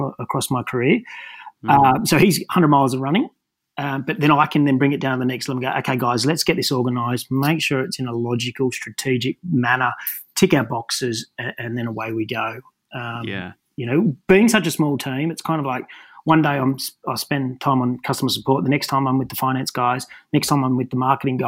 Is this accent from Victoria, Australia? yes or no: no; Newcastle, New South Wales, Australia; growing up in Newcastle